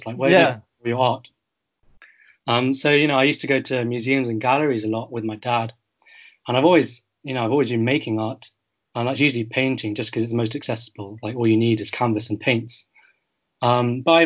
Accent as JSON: {"language": "English", "country": "United Kingdom", "said": "I'm a third generation British Chinese"}